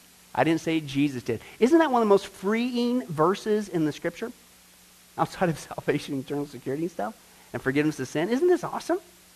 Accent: Ireland; Well, I'm Irish. We always worry.

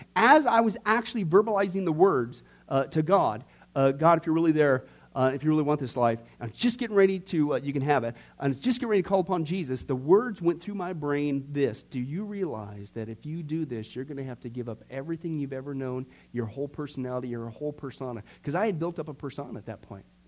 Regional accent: Nebraska, United States; when I was growing up in Can- uh, Nebraska, when I was in fourth and fifth grade, out in this little, small, little, dinky little town

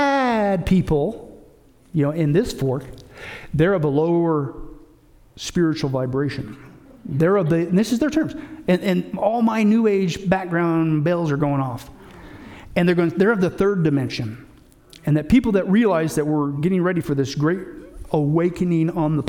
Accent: Canada; I, even as a Canadian, I wouldn't even mind if we would all come together as countries in North America.

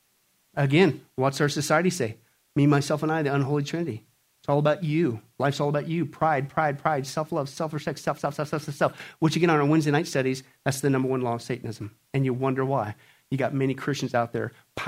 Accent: southeast Kansas, United States; moved away; also born or lived in West Coast / New York; This was my hometown. This was the town in southeast Kansas

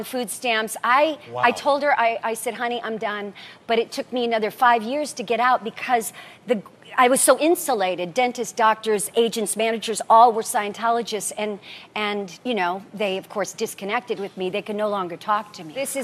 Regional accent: Nebraska, United States; I was raised Catholic. I'm from Nebraska, from a family of 10 kids

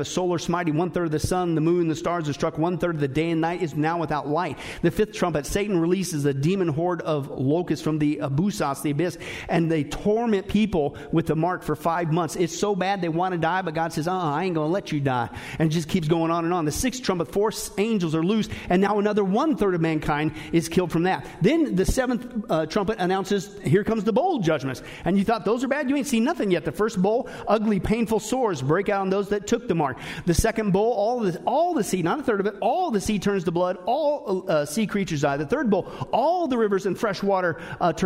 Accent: Kansas and Nebraska, Midwest, United States; I grew up in Kansas and Nebraska

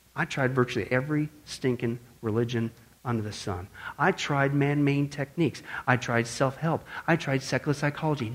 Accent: Midwest, United States; growing up in the Midwest

